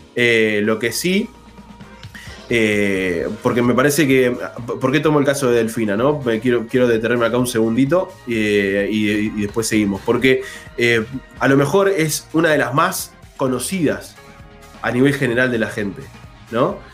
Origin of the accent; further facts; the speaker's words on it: Arequito, Santa Fe, Argentina; Yo soy del interior, vivo en un pueblo, soy del pueblo de la Sole, soy de Arequito